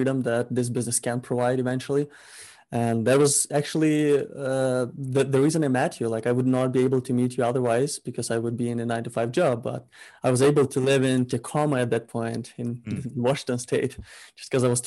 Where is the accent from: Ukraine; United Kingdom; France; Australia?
Ukraine; now in Vancouver, Canada; I'm originally from Ukraine, so I'm an immigrant. I live in Canada, Vancouver, BC.